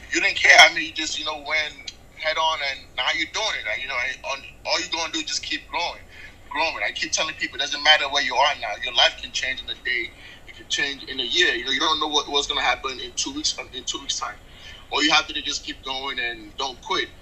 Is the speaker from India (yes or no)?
no; Nigeria; also born or lived in England; now in United States; So I was born and raised in Nigeria. I lived in England for a little bit, and then I moved to the States.